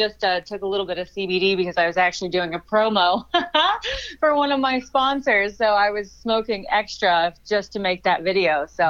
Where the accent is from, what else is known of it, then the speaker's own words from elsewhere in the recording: Kansas City, United States; now in Los Angeles, United States; I'm from Kansas City originally